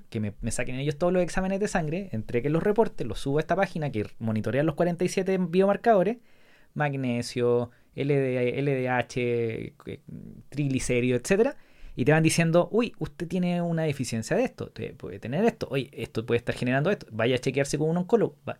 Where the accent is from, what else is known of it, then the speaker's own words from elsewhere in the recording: La Serena, Coquimbo, Chile; 10, 11, 12 años, todo años jugando tenis, en club de tenis de La Serena. Yo soy de La Serena.